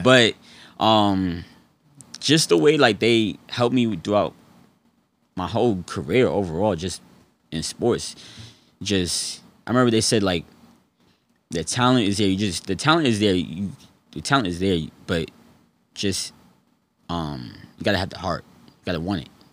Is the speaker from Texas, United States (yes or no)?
no; New York City, New York, United States; also born or lived in Fayetteville, North Carolina; born there, raised in between, like, Harlem and the Bronx, New York.